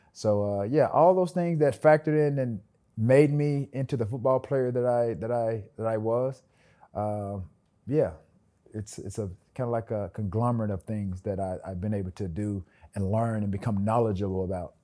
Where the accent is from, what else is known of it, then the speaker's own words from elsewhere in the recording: Alabama, United States; But sometimes people, when I tell people I'm from Alabama, they're like, what? I don't hear the draw.